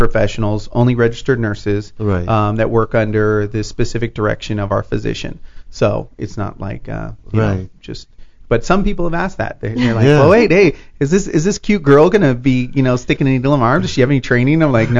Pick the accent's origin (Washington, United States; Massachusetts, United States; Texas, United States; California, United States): California, United States; Los Angeles; I was born in Los Angeles.